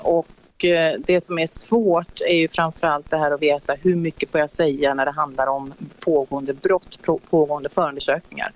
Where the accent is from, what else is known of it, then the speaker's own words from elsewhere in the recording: Gothenburg, Västra Götaland, Sweden; moved away as an adult; also born or lived in Stockholm; now in Örebro, Sweden; Jag är från Göteborg